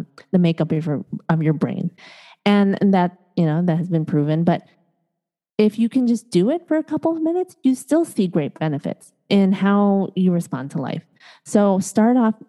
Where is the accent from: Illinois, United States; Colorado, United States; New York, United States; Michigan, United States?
Illinois, United States; Chicago; also born or lived in East Coast, United States; now in Los Angeles, United States; I was born and raised in Chicago